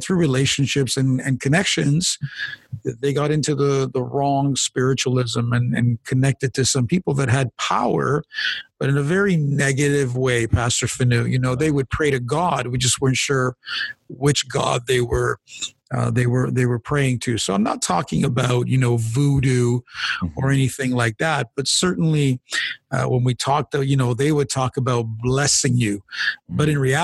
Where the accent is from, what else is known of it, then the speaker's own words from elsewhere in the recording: Canada; My background, by the way, is Italian. My parents are immigrants to this country, but I was born here in Canada.